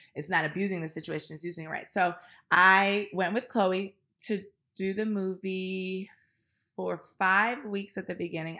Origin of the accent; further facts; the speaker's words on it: Washington, District of Columbia, United States; also born or lived in New York City; now in Los Angeles, United States; I am from Washington, D C. I currently live in Los Angeles and New York City